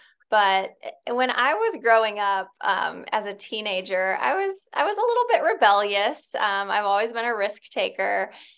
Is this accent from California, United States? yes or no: no; Fort Wayne, Indiana, United States; now in Indianapolis, United States; Yeah. So I'm from Northern Indiana. I grew up in Fort Wayne. I went to college at IU, so down in Bloomington.